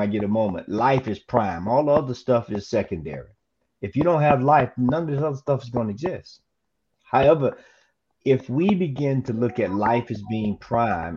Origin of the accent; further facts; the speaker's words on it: the South, United States; Being born and raised in the South